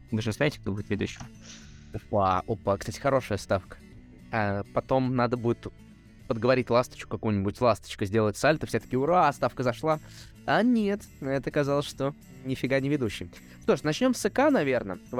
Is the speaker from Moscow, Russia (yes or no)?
no; Izhevsk, Udmurtia, Russia; я еще начал играть в Ижевске, в родном